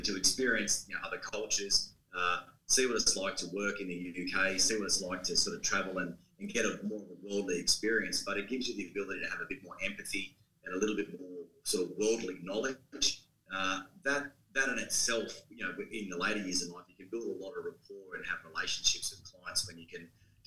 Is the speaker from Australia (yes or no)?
yes; Wagga Wagga, New South Wales, Australia; moved away; also born or lived in Wollongong, Australia; So I grew up in Wagga and moved to Wollongong or the Illawarra in 94